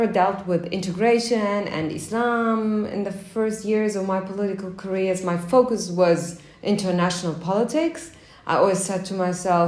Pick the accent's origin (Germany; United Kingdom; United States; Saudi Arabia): Germany; Berlin; Actually, I was born in Berlin.